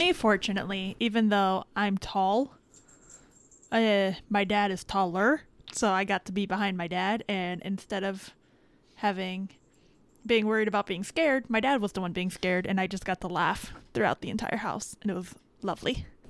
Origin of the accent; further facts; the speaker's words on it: Miami, Florida, United States; I am from the Miami area.